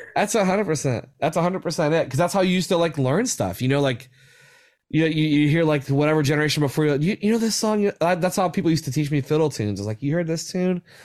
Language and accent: English; West Virginia, United States; especially my home state, like, I'm so passionate about West Virginia and, like, where I grew up